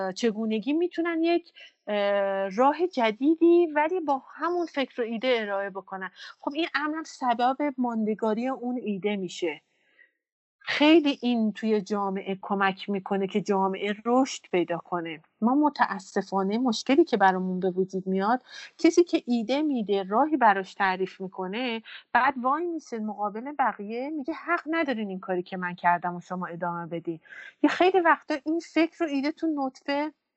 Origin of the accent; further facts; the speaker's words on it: Iran; از زادگاه من برمیاد فرش یعنی ایران